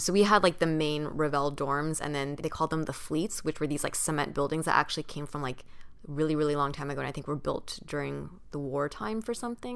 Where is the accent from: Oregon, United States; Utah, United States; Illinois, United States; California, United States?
California, United States; Orange County; I grew up in Orange County